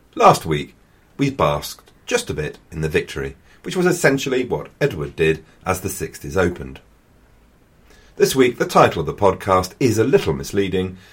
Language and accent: English; England, United Kingdom; I am also an Englishman